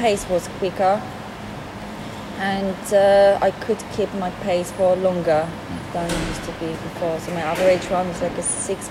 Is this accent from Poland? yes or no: yes; Poland; English is a second language; moved away as an adult